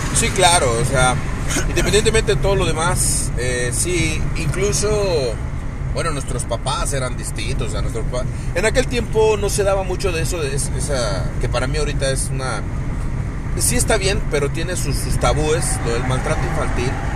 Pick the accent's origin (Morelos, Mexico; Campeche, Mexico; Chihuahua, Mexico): Morelos, Mexico; Cuernavaca; los que somos aquí de, de Cuernavaca, de Morelos